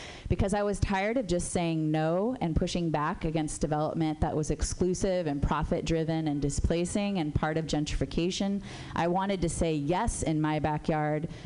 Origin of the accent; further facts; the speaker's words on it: San Jose, California, United States; also born or lived in Berkeley, California; I was born in Berkeley, raised in San Jose